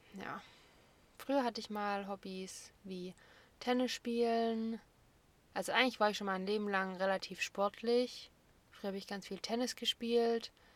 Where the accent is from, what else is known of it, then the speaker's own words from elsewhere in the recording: Böblingen, Baden-Württemberg, Germany; ich bin 1996 in Böblingen geboren